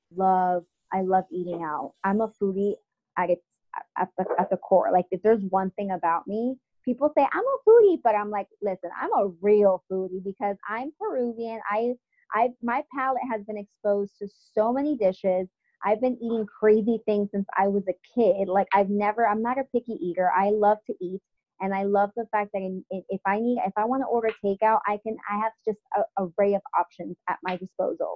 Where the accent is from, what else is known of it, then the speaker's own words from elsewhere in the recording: South Florida, United States; moved away as an adult; also born or lived in Paterson, New Jersey; now in New York City, United States; when I grew up in South Florida